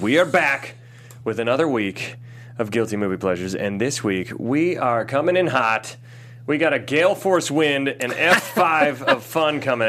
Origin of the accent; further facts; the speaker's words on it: Ohio, United States; I grew up in Ohio.